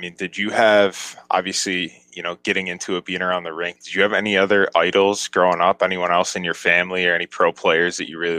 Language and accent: English; Rochester, New York, United States; I grew up in Rochester. Actually, my dad's from Western PA.